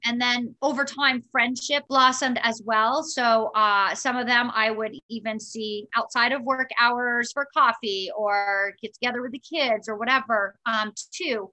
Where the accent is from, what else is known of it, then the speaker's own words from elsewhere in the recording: Vermont, United States; moved away as an adult; also born or lived in Florida; growing up in Vermont